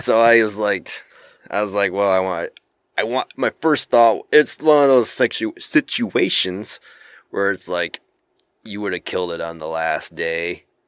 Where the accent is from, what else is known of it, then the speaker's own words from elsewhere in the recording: Michigan, United States; I'm from Michigan